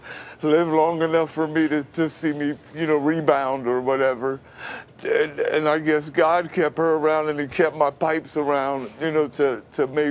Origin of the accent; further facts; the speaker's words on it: New York City, New York, United States; moved away; I was born and raised in Brooklyn in the Bedford-Stuyvesant area